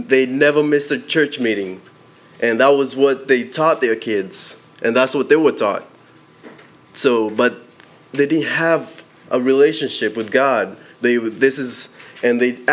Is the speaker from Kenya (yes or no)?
yes; Kenya; I was born in Kenya